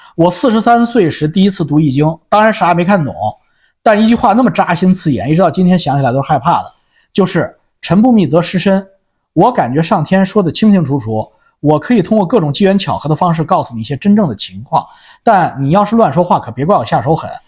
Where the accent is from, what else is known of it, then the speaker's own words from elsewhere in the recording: China; 我是中间温和派中国人